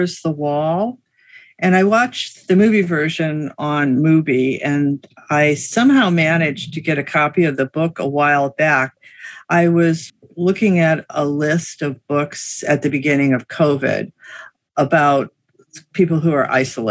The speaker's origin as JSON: {"language": "English", "country": "United States", "said": "as an American"}